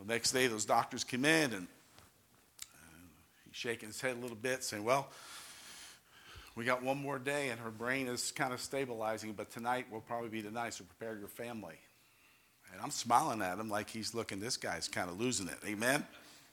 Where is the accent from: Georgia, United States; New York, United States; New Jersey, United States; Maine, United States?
New York, United States; now in Ohio, United States; I'm from New York. I'm Italian